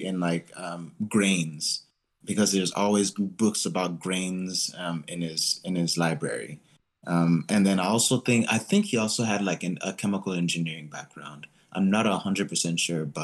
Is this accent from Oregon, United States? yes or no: no; Frisco, Texas, United States; also born or lived in Manhattan, Kansas; I spent the majority of my life in Dallas, Texas, up in Frisco.